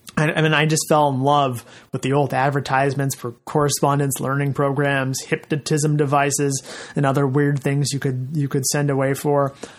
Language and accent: English; Fresno, California, United States; my hometown of Fresno